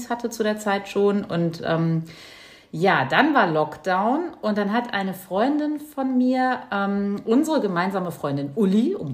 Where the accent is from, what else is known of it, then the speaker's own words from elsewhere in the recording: Hesse, Germany; moved away; bei uns zu Hause in Hessen